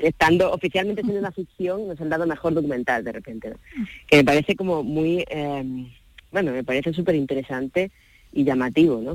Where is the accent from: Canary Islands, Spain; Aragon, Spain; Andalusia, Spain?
Andalusia, Spain; yo como andaluz